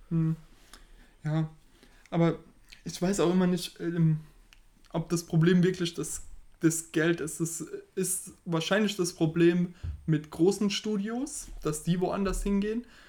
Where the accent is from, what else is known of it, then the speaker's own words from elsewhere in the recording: Germany; wir als Deutsche